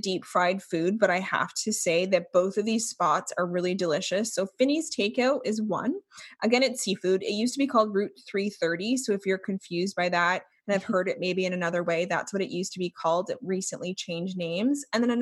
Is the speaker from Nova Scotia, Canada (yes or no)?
yes; Clark's Harbour, Nova Scotia, Canada; born or raised there